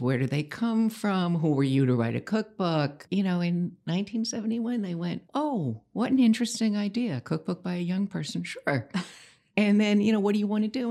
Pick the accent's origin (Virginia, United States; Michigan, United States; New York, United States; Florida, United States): New York, United States; New York City; I grew up in New York City.